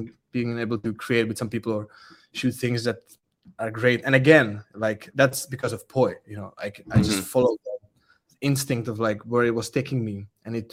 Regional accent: Czechia; English is a second language; I'm from Czech. I speak Czech.

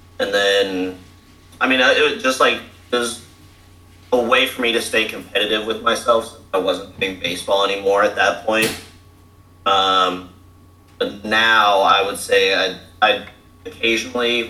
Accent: Grapevine, Texas, United States; moved away as an adult; now in Fort Worth, United States; I am from Grapevine, Texas. Okay. I live in Fort Worth, Texas

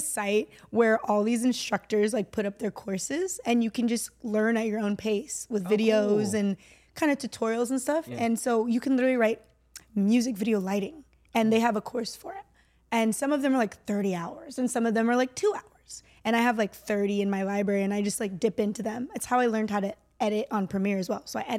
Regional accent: California, United States; born there; No. I was born in Northern California. Got it. I'm American.

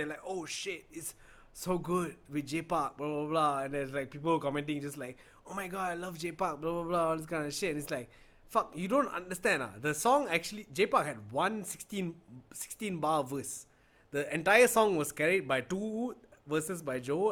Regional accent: Malaysia; I'm Malaysian.

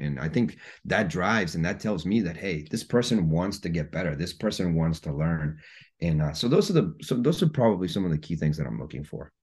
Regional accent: Guatemala; moved away; I was born and raised in Guatemala

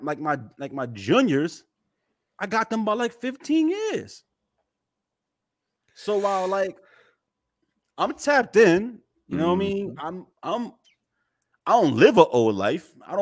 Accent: Newburgh, New York, United States; no, I grew up in a savage land, right? Like, mm-hmm. I'm from Newburgh.

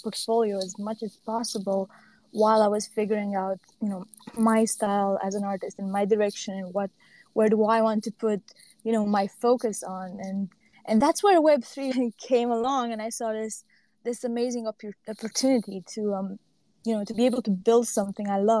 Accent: Transylvania, Romania; now in Denmark; I'm from Romania, but I came here

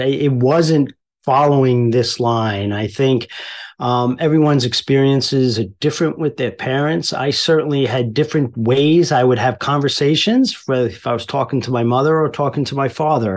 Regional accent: Mineola, New York, United States; also born or lived in Queens, New York; we kind of trucked a little east on Long Island and landed in Mineola, which isn't far from Long Beach. So, uh, and then spent most of my growing up there

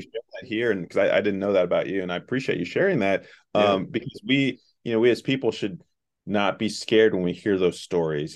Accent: Southeast Ohio, United States; also born or lived in Chicago, Illinois; I grew up here in Southeast Ohio.

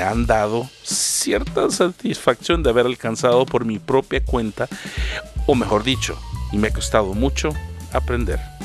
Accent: El Salvador; moved away as an adult; now in Canada; Salí de El Salvador y no sabía nada de inglés.

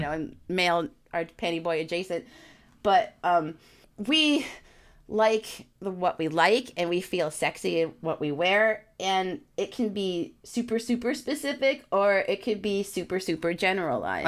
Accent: New York, United States; I'm a New Yorker

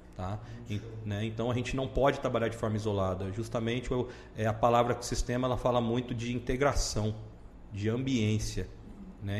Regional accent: Cuiabá, Mato Grosso, Brazil; moved away as an adult; now in Lucas do Rio Verde, Brazil; sou cuiabano, né? Tenho, tô seis anos aqui no, na região

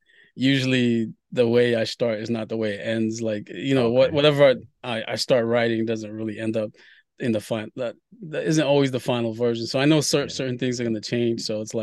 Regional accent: Haiti; Because I was born in Haiti and I wanted to, you know, create something from, you know, the homeland

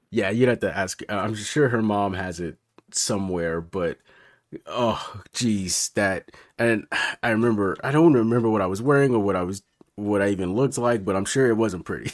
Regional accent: Memphis, Tennessee, United States; now in Bay Area, United States; I was born in Memphis, Tennessee

